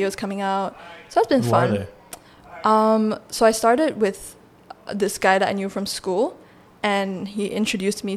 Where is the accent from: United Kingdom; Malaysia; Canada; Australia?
Malaysia; moved away; also born or lived in China; I'm from Malaysia.